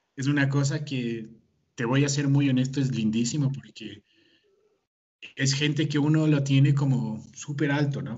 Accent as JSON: {"language": "Spanish", "country": "Ecuador", "said": "yo soy de Ecuador"}